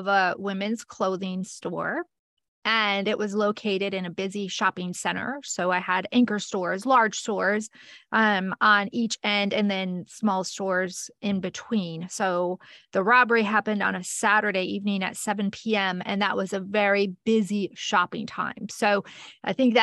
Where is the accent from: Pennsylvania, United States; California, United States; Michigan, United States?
Michigan, United States; northern; now in Florida, United States; I grew up in a small town in northern Michigan